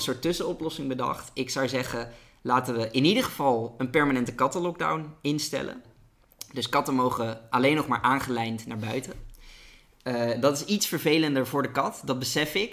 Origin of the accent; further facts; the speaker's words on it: Netherlands; als Nederlander